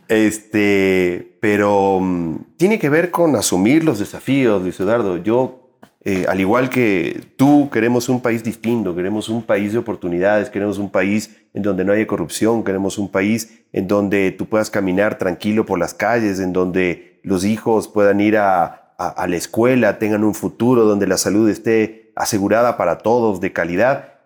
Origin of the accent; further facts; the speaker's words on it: Ecuador; yo soy un ecuatoriano, un trabajador en, en, en el sector del arte y la cultura